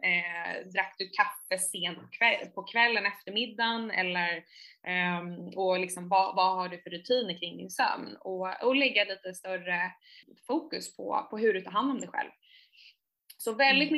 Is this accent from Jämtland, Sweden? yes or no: no; Saltsjöbaden, Stockholm County, Sweden; also born or lived in New York; jag är uppvuxen i Saltsjöbo, en, eh, en förort till, till Stockholm